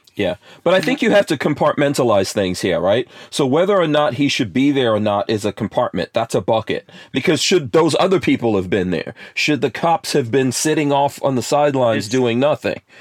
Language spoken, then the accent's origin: English; New York City, New York, United States; moved away; growing up in New York City and I grew up in New York in the 80s